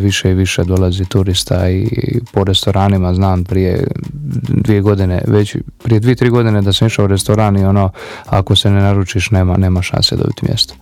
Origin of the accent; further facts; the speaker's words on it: Šibenik, Šibenik-Knin County, Croatia; ja sam iz Šibenika